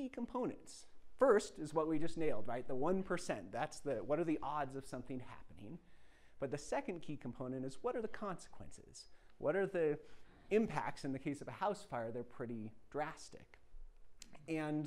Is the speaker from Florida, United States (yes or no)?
no; Cortez, Colorado, United States; I grew up outside of Cortez, Colorado, spending a lot of my childhood on mountain